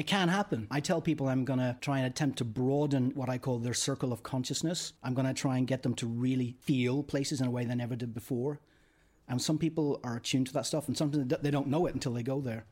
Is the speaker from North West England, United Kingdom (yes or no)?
no; Northern Ireland, United Kingdom; moved away; I'm from Northern Ireland